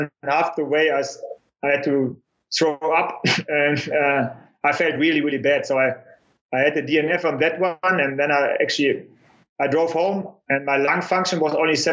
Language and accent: English; Germany; born or raised there